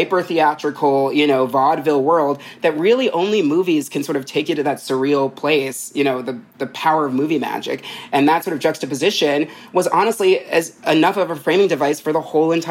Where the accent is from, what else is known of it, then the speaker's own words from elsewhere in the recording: New Jersey, United States; I'm from Jersey